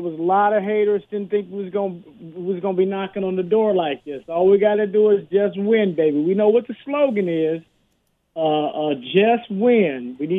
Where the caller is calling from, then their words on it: Sacramento, California, United States; I'm calling from Sacramento, Raider Nation.